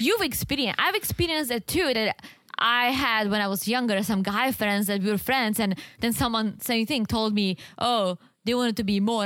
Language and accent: English; Czechia; moved away; this one store in the Czech Republic in my hometown